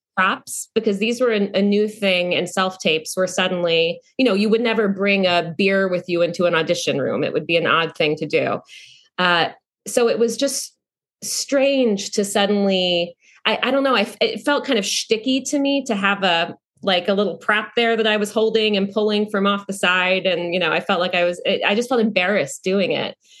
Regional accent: North Carolina, United States; moved away; also born or lived in New York; I came from North Carolina

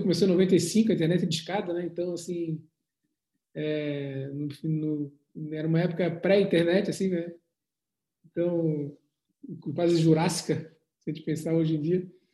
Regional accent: Florianópolis, Santa Catarina, Brazil; eu sou de Santa Catarina, de Florianópolis

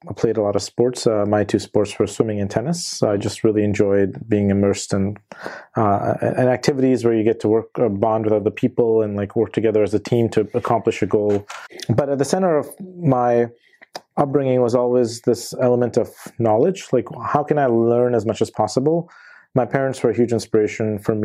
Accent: Ohio, United States; also born or lived in India; when I was a kid and in elementary school, we moved from India. I grew up mainly in Ohio. I spent my elementary, middle school, high school years there

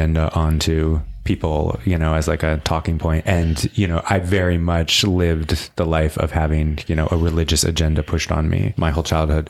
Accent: central Pennsylvania, United States; moved away as an adult; also born or lived in Palm Springs; now in Los Angeles, United States; I grew up in central Pennsylvania, really like in the middle of cornfields, in the middle of the woods, basically. Small town

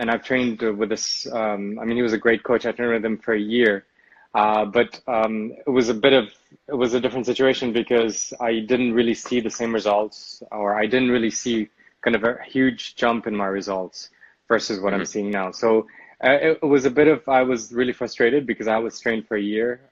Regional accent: Lebanon; now in Amsterdam, Netherlands; I am originally Lebanese

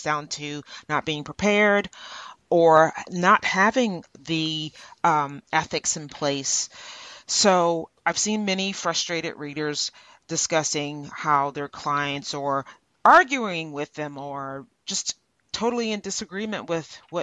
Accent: Louisiana, United States; I'm from Louisiana

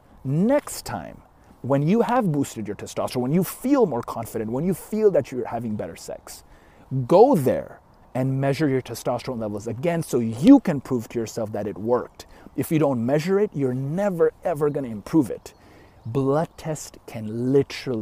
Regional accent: Canada; I'm Canadian

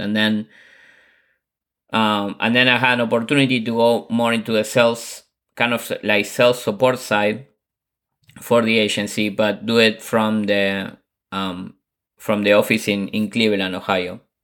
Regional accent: Buenos Aires, Argentina; moved away; I'm originally from Buenos Aires, Argentina

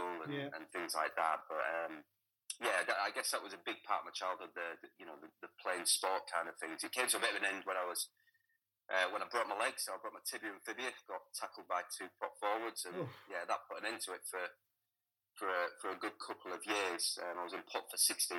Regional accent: Hull, Yorkshire and the Humber, United Kingdom; also born or lived in Selby; I grew up in Hull.

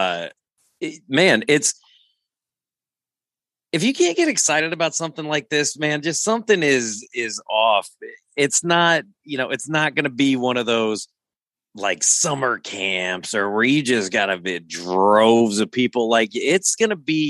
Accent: Rock Island, Illinois, United States; moved away; I'm from Rock Island, but like, it's never a place I ever want to call home

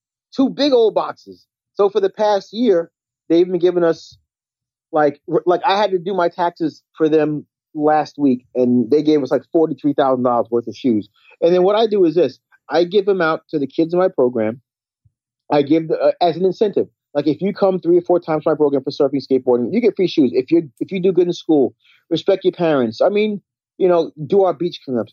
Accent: Long Island, New York, United States; now in Rockaway, United States; me growing up in Long Island

